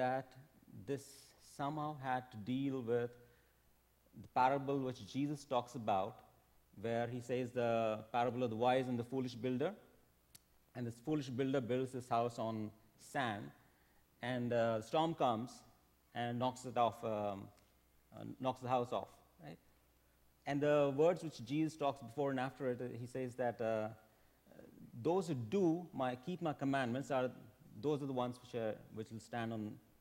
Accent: India; moved away as an adult; I'm from India. I came here for work

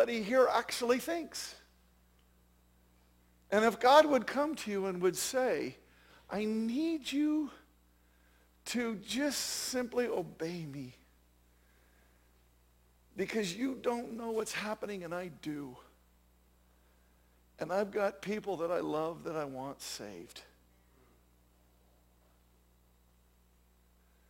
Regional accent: Jackson, Wyoming, United States; I'm from Jackson Hole, Wyoming

